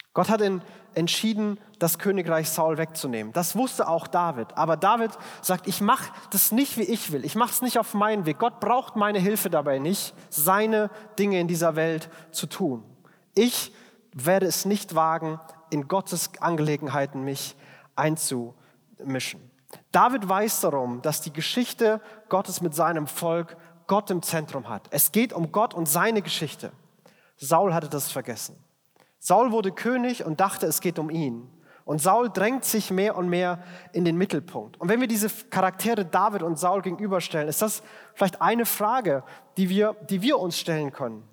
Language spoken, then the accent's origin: German; Germany; als Deutscher